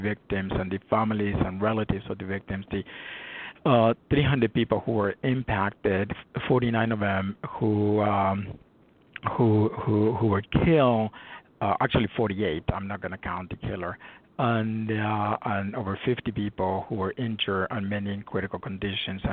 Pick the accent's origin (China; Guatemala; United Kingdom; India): Guatemala; now in Los Angeles, United States; I was born and raised in Guatemala